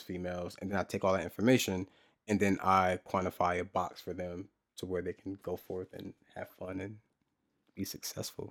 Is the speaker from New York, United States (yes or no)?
no; New Jersey, United States; I'm from Jersey.